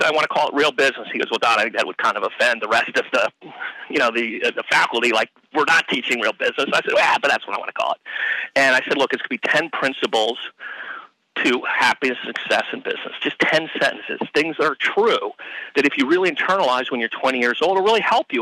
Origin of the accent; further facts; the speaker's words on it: Cincinnati, Ohio, United States; I grew up in Cincinnati